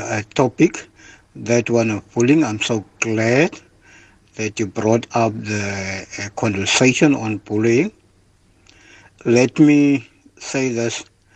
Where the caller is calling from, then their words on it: Cape Town, Western Cape, South Africa; Hi, Patricia. … I'm from Hot Bay, Cape Town.